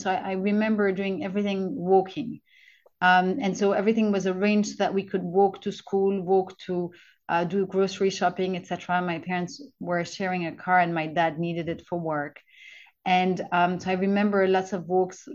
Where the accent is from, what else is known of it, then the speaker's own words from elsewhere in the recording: Brussels, Brussels-Capital Region, Belgium; first language French; English is a second language; I was living in Brussels, which is my hometown. My mother tongue's French